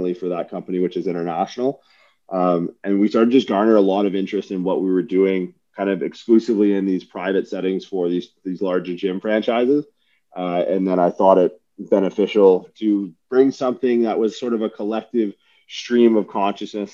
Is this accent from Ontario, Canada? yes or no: yes; Windsor, Ontario, Canada; also born or lived in St. John's, Newfoundland; I worked for Good Life for years as a kid growing up in Windsor